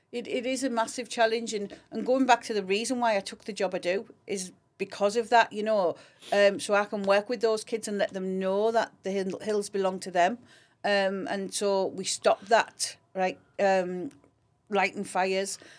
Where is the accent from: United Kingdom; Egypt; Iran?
United Kingdom; Grangetown, North East England; I grew up in Grange Town.